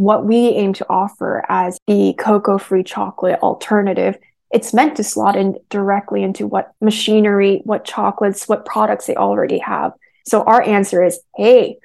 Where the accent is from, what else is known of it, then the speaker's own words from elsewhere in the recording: United States; I'm Korean American